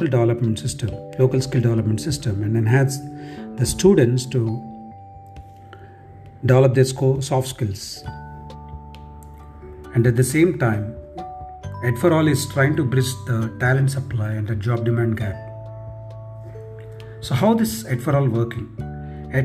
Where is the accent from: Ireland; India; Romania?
India; Telangana; I'm from Telangana state.